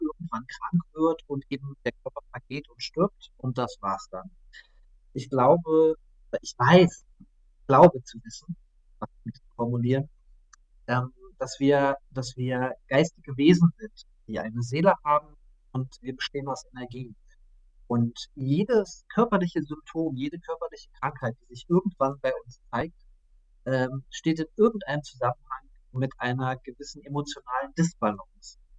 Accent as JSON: {"language": "German", "region": "Saxony-Anhalt", "country": "Germany", "tie": "born or raised there", "also_born_or_lived": "Stuttgart", "moved": "yes", "said": "momentan zurück Herbst in meine Heimat nach Sachsen-Anhalt, habe viele Jahre in Stuttgart verbracht"}